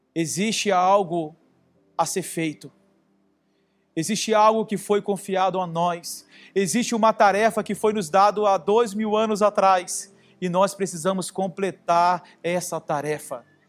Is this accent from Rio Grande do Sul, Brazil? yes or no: no; Rio de Janeiro, Brazil; eu sou carioca